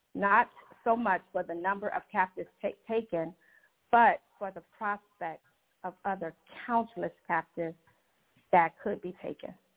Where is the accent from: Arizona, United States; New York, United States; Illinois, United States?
Illinois, United States; Chicago; moved away as an adult; now in Georgia, United States; I am originally from Chicago, the Chicagoland area, and I'm very new to the Georgia area